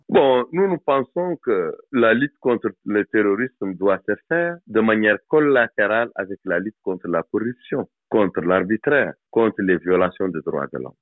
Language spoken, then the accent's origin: French; Mauritania; chez nous, en Mauritanie